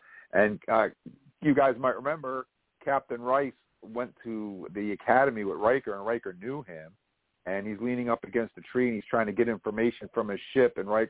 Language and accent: English; Vermont, United States; I was just some redneck hick from Vermont